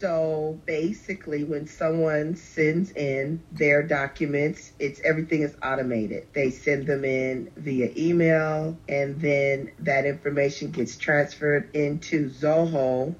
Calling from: Los Angeles, California, United States; I'm calling from Los Angeles, California, where I reside.

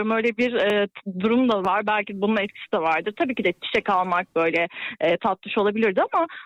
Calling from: Istanbul, Turkey; İstanbul'dan bağlanıyorum.

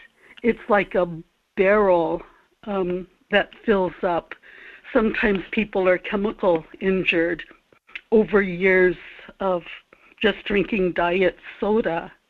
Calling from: Kodiak, Alaska, United States; in Kodiak.

